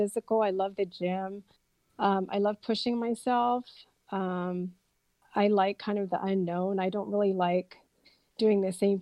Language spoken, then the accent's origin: English; Fremont, California, United States; also born or lived in Birmingham, England / Union City, California; I grew up in Fremont, pretty much went to elementary school, junior high, and high school in Fremont